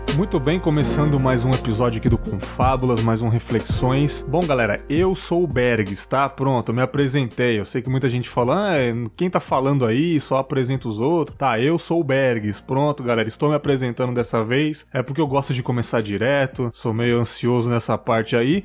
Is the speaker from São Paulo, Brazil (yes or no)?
yes; São Paulo, Brazil; de mim e do Leandro, que somos paulistanos